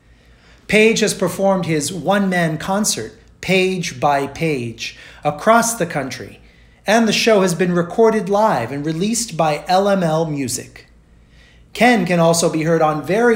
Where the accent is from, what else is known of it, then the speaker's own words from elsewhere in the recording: Rio de Janeiro, Brazil; growing up in Rio de Janeiro, Brazil, where I grew up